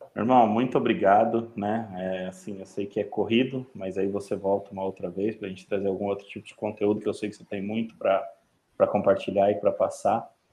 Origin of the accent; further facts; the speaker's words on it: São Paulo, Brazil; moved away; sou paulistano, vim de São Paulo, tô aqui há 16 anos